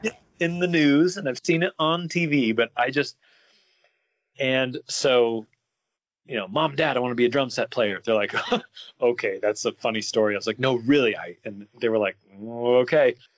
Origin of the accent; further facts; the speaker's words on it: near Salt Lake City, Utah, United States; moved away as an adult; now in California, United States; I grew up Mormon in Utah